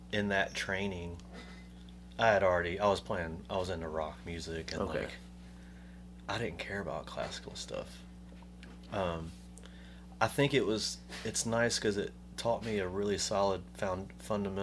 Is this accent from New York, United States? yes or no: no; Montgomery, Alabama, United States; moved away as an adult; also born or lived in Tuscaloosa; now in Birmingham, United States; I grew up in Montgomery. You know, born and raised